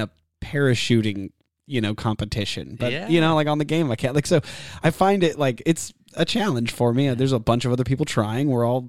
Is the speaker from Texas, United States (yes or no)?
yes; Austin, Texas, United States; also born or lived in Savannah, Georgia; because I grew up in Austin and, you know, Savannah, Georgia, and different places like that.